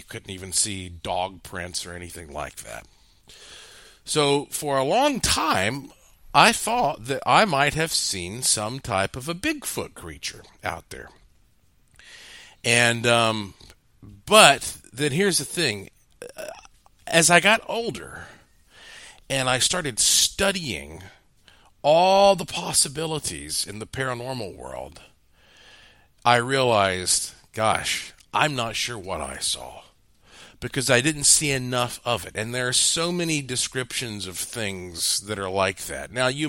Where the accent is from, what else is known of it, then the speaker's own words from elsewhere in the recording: North Carolina, United States; growing up in Western North Carolina.